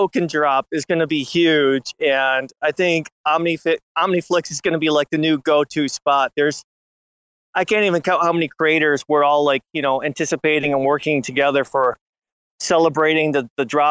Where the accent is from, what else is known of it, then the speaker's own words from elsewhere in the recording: Buffalo, New York, United States; I'm originally from the Buffalo area